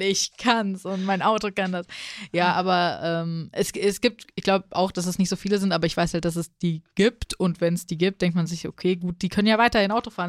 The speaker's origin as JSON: {"language": "German", "region": "Hesse", "country": "Germany", "said": "Als Hesse"}